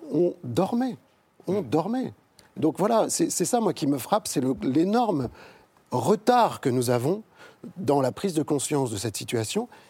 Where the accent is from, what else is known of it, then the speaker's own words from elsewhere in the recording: France; En tant que Français